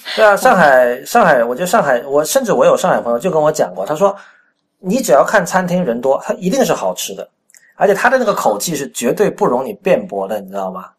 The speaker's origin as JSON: {"language": "Chinese", "region": "Guangdong", "country": "China", "tie": "born or raised there", "said": "我不算正宗广东人。但是我们从小在广东长大"}